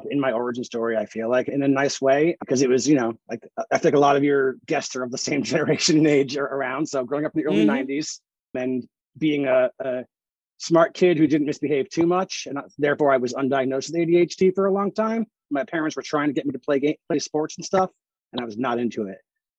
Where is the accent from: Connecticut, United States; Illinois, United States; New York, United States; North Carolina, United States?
Connecticut, United States; New Haven; I grew up in New Haven where pizza is like heavenly